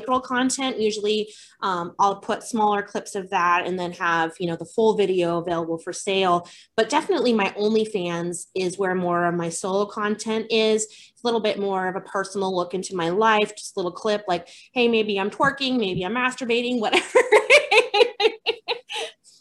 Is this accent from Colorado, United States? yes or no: yes; Colorado, United States; I grew up in Colorado